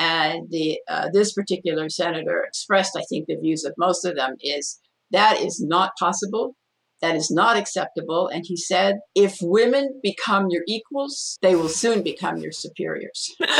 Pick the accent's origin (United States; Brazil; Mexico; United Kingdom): Mexico; And that was the ideal scenario where, when I grew up in Mexico, although that wasn't my parents' idea, so we were not accompanied.